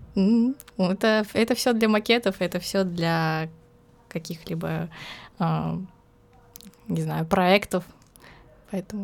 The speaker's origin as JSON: {"language": "Russian", "town": "Volgograd", "region": "Volgograd Oblast", "country": "Russia", "moved": "as an adult", "lives_now": "Rostov-on-Don, Russia", "said": "я не из Ростова, я из Волгограда приехала"}